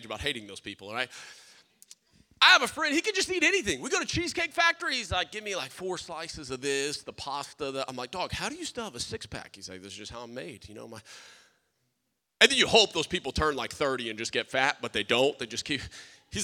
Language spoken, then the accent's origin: English; South Louisiana, United States; I'm a Cajun. I'm from South Louisiana. We didn't have sushi